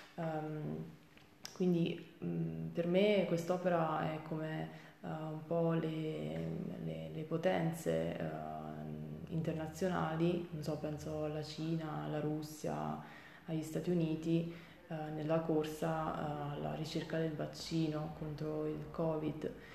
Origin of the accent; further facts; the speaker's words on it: Avellino, Campania, Italy; first language Italian and Chinese; also born or lived in Salerno; sono madrelingua italo-cinese, eh, mia madre è di Taiwan e mio padre è italiano, eh, scrivo e parlo correntemente in inglese e spagnolo. Dopo essermi diplomata al liceo linguistico di Avellino